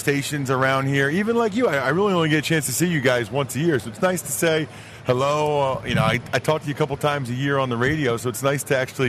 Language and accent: English; Northeast, United States; I'm from the Northeast